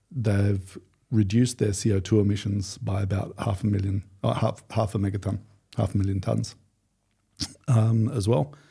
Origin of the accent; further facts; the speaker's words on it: Australia; okay, I'm from Australia. Football, I'm sorry, it's not really a big thing for us.